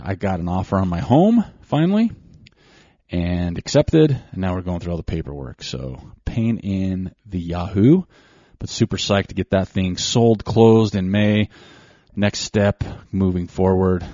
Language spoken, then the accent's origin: English; Ogden, Utah, United States; born or raised there